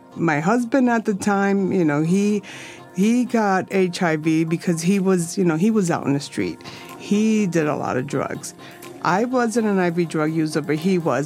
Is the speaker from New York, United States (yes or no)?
yes; New York City, New York, United States; I'm a Lower Sider girl, native New Yorker